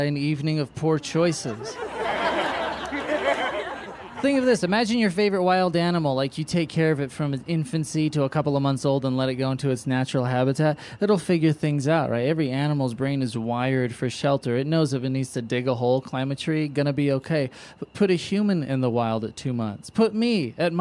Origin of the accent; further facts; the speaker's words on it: San Francisco, California, United States; now in Los Angeles, United States; I grew up in San Francisco, live in LA now